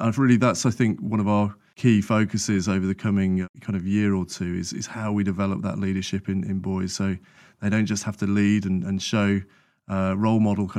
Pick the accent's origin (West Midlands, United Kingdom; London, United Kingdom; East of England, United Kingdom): West Midlands, United Kingdom; Sutton Coldfield; So I grew up in Sutton Coalfield, which is just north of Birmingham.